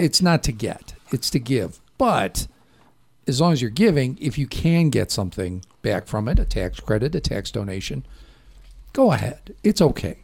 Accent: Chicago, Illinois, United States; moved away; I did not grow up Catholic, even though I was from Chicago

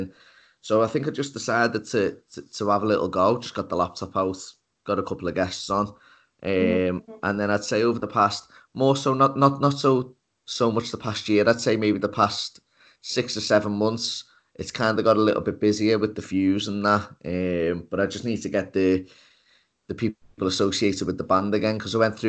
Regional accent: Liverpool, North West England, United Kingdom; I'm from Liverpool in the UK

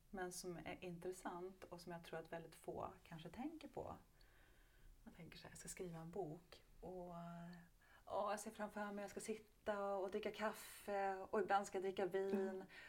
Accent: Hofors, Gävleborg County, Sweden; där då i Gästrikland i Hofors så har jag vuxit upp med väldigt mycket hårdrock omkring mig.

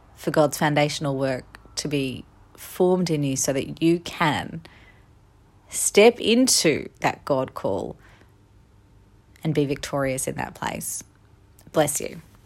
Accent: Australia; moved away as an adult; I am back in my home country of Australia, the land down under

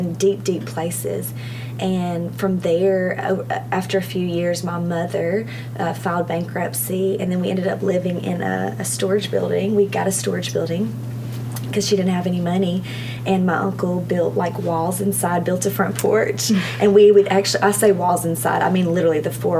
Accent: Arkansas, United States; I was born and raised in Arkansas.

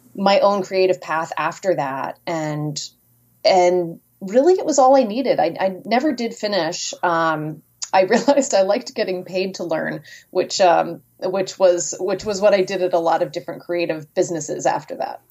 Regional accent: Merrimack, New Hampshire, United States; now in Rhode Island, United States; I grew up in Merrimack, New Hampshire

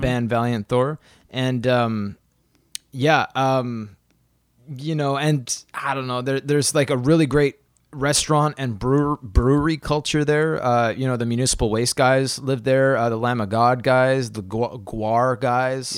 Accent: Saskatoon, Saskatchewan, Canada; I was born in Saskatoon, in Saskatchewan

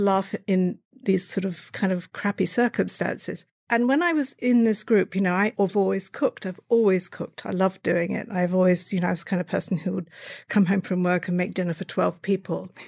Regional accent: Brighton, South East England, United Kingdom; moved away; I was born in Brighton in, uh, Sussex, England, which is a seaside town.

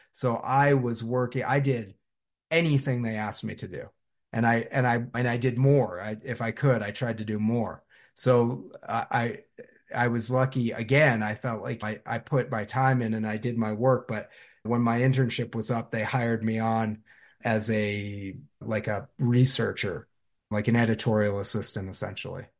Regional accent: South Londonderry, Vermont, United States; I grew up in South Londonderry, Vermont, which is about ten minutes from Stratton Mountain

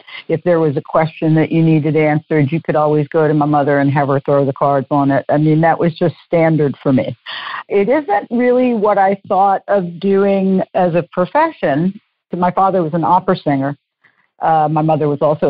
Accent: New Orleans, Louisiana, United States; I'm from New Orleans

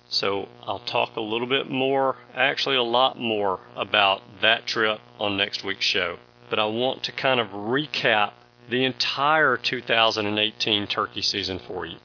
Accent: the South, Southern United States, United States; as a Southerner

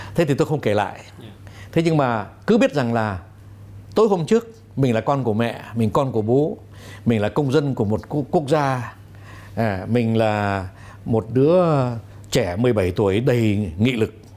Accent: Vietnam; moved away; also born or lived in France; tôi cũng cảm nhận tôi là người Việt Nam

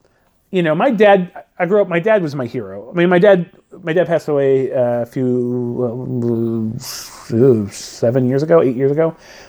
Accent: Redlands, California, United States; we went to this theater in my hometown, which is no longer a theater now. I think it's like a Pilates place for rich white women. But it was the Rainbow Theater in Redlands, California

